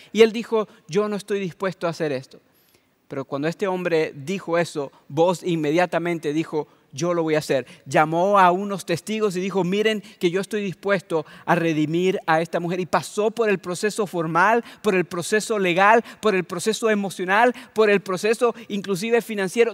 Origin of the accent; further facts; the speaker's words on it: Venezuela; moved away; el país donde yo nací y crecí. Yo soy de Venezuela